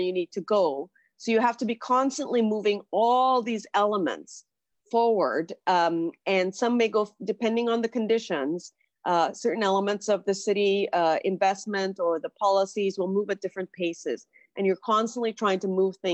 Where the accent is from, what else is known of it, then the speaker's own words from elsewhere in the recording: Trinidad & Tobago; moved away as an adult; now in Toronto, Canada; I was born in Trinidad in the Caribbean, came to Toronto to do university and stayed.